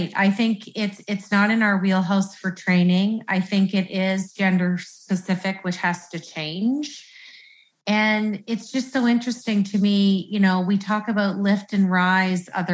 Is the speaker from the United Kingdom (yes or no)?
no; Canada; I'm Canadian